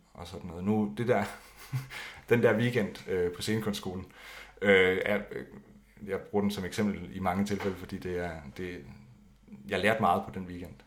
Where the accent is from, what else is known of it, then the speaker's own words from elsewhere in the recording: Skive, Central Denmark Region, Denmark; jeg kommer fra Skive, eller lidt uden for Skive